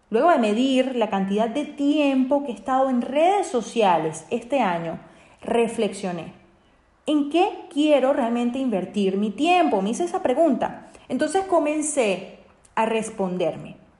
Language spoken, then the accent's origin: Spanish; Venezuela; mi país, Venezuela